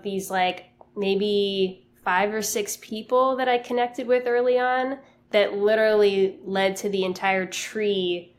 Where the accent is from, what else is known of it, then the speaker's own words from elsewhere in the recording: Miami, Florida, United States; moved away; I'm from Miami. I moved back home